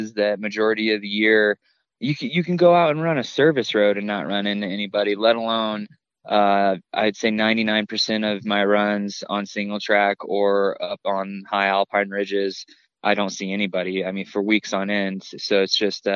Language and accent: English; Indiana, United States; now in Colorado, United States; I grew up in Indiana, and spent all my summers in North Carolina with my grandparents